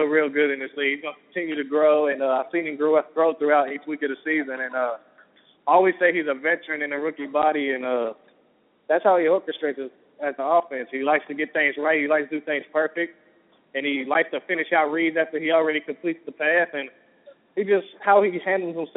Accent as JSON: {"language": "English", "region": "Kentucky", "country": "United States", "said": "I'm from Kentucky"}